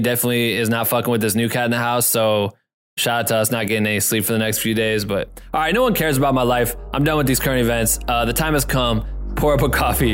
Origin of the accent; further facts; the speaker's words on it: Iowa, United States; I'm from Iowa